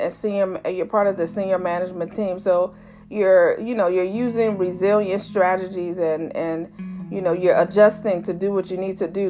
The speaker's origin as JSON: {"language": "English", "town": "Chicago", "region": "Illinois", "country": "United States", "tie": "born or raised there", "said": "she's one of my other godmothers I grew up with in Chicago"}